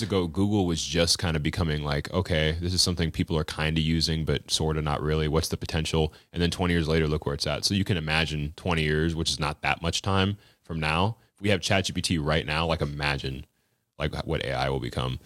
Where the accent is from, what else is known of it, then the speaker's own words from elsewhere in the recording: Florida, United States; also born or lived in Western Washington; now in Washington, United States; I was raised in Florida.